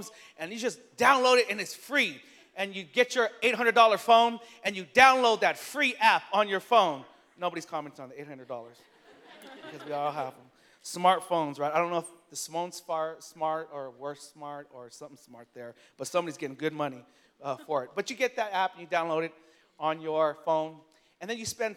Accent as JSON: {"language": "English", "town": "San Francisco", "region": "California", "country": "United States", "tie": "born or raised there", "said": "born and raised in San Francisco"}